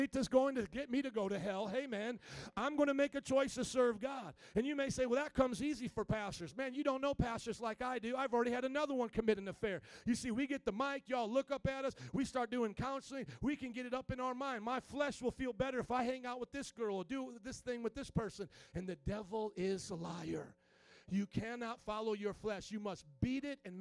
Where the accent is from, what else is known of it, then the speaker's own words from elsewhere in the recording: Indiana, United States; I come from Indiana